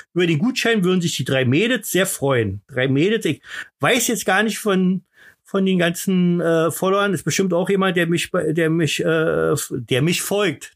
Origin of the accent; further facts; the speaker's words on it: Berlin, Germany; bei uns in Berlin